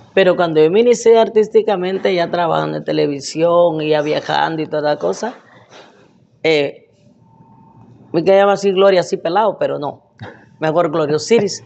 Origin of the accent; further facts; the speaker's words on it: Morales, Izabal, Guatemala; moved away as an adult; also born or lived in New York; yo nací en Bananera